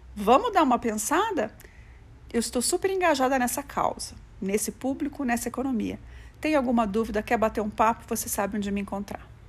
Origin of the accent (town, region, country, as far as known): Brazil